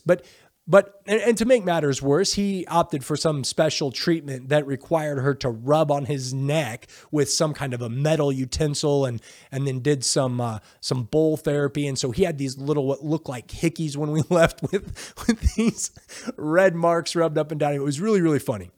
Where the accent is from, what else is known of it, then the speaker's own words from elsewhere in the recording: United States; I'm from America